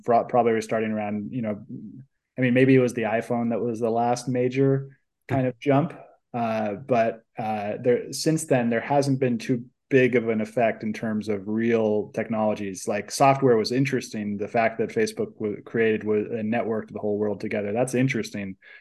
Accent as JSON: {"language": "English", "area": "Silicon Valley", "region": "California", "country": "United States", "tie": "born or raised there", "said": "I grew up in Silicon Valley in a family that does investment"}